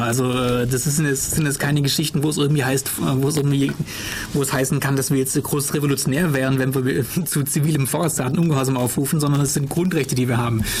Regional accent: Germany; bei uns in Deutschland hier

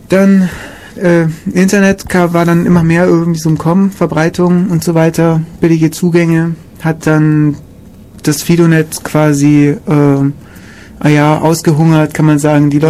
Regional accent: Kaufbeuren, Bavaria, Germany; in meiner Heimatstadt Kaufbeuren gab es irgendwie auch eine.

